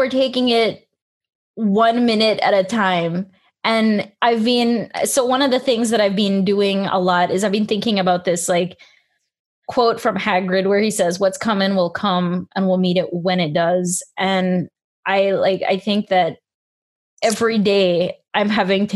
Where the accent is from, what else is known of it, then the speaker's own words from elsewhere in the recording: Belize; when I was small, you know, I grew up in Belize